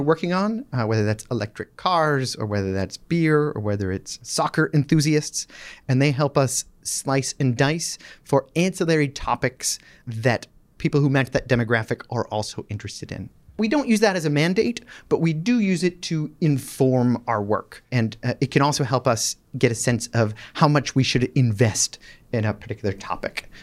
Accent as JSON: {"language": "English", "town": "Boston", "region": "Massachusetts", "country": "United States", "also_born_or_lived": "Michigan", "said": "I'm from Boston, just outside, uh, Boston, the suburbs"}